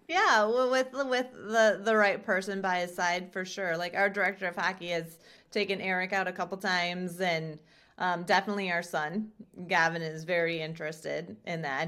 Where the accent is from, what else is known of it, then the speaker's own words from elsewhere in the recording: Chester, South Dakota, United States; also born or lived in Southwest Minnesota; now in Sioux Falls, United States; I was born in Southwest Minnesota, so only, like, an hour away from Sioux Falls, and then moved to South Dakota in fifth grade in a small little town called Chester, South Dakota